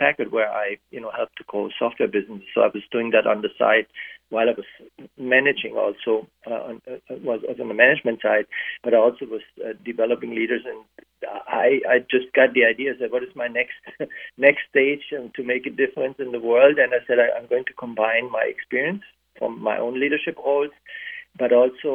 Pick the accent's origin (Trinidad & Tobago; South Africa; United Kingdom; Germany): Germany; now in United States; I grew up in a divided country with a physical barrier, in West Germany, so I grew up with the Iron Curtain